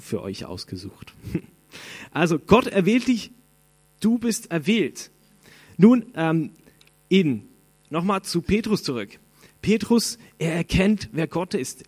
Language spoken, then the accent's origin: German; Switzerland; Ich bin Schweizer